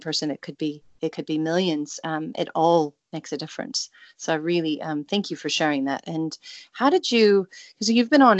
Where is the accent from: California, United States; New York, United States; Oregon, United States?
Oregon, United States; Salem; now in New Zealand; I grew up in Salem, Oregon before I moved to New Zealand.